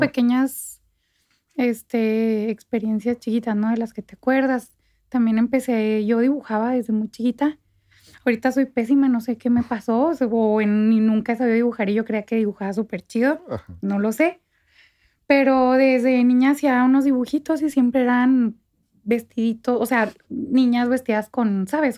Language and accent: Spanish; Santa Bárbara, Chihuahua, Mexico; moved away as an adult; also born or lived in Parral / Mexico City; yo nací en Parral, crecí en Santa Bárbara